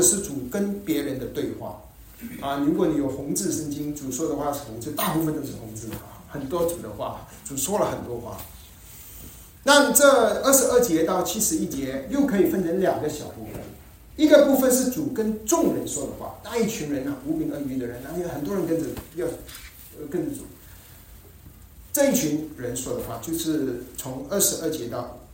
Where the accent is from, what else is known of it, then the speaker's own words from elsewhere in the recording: Malaysia; 我们在马来西亚成长的时候